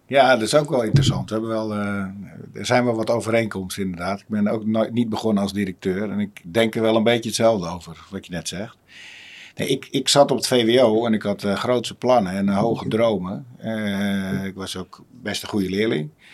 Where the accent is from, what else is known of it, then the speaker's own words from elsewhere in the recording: Uitgeest, North Holland, Netherlands; moved away as an adult; also born or lived in Wormerveer; now in Zaanstad, Netherlands; eigenlijk in een dorpje en net naast, uit Geest